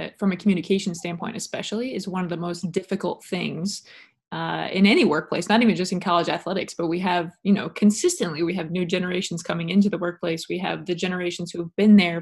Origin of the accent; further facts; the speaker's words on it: Illinois, United States; I'm from Illinois